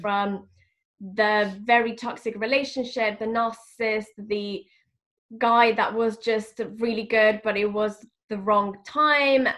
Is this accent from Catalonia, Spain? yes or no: no; Madrid, Community of Madrid, Spain; moved away as an adult; now in London, United Kingdom; I am originally from Madrid. I was born in Madrid, and I'm also half French